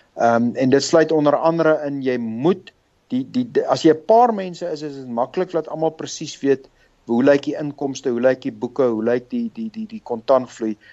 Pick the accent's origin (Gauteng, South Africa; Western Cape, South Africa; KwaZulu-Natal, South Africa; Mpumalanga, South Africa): Gauteng, South Africa; Pretoria; moved away as an adult; also born or lived in London / Zurich; now in Johannesburg, South Africa; Wel ek het groot geword in Pretoria. Ek het daar skool gegaan.